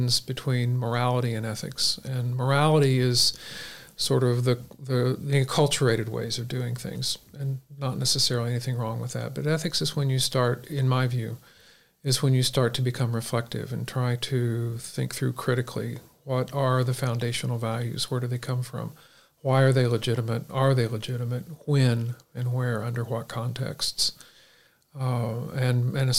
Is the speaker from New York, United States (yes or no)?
no; Tulsa, Oklahoma, United States; moved away as an adult; also born or lived in Springfield, Missouri; Born and raised in Tulsa, Oklahoma